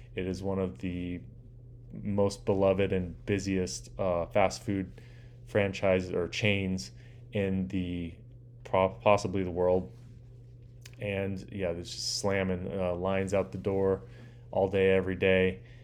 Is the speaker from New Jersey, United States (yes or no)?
no; Orange County, Southern California, United States; I grew up in a place called Orange County